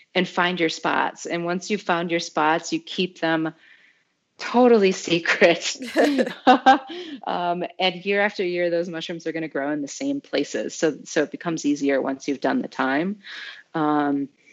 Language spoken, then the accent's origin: English; Michigan, United States; We're Michigan people